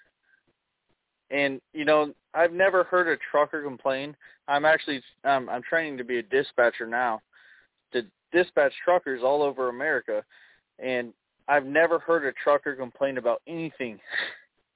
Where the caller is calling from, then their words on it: Chicago, Illinois, United States; I'm calling from Chicago